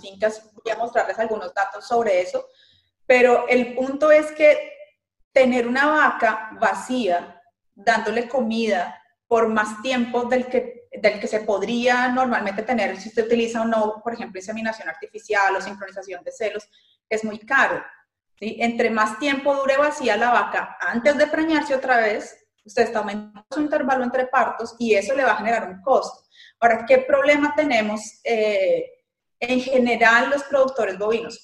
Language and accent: Spanish; Colombia; moved away as an adult; also born or lived in Brazil; now in Marianna, United States; soy originalmente de Colombia y estudié medicina veterinaria y zootecnia en Colombia